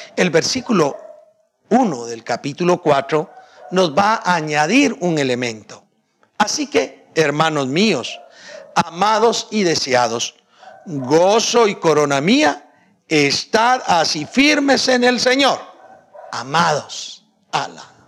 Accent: Guatemala; yo soy guatemalteco, nací guatemalteco

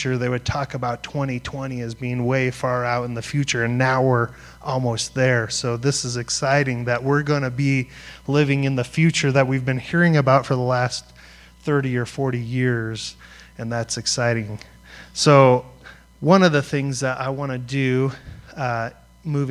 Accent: Greeley, Colorado, United States; I grew up in Greeley, Colorado, listening to punk rock music

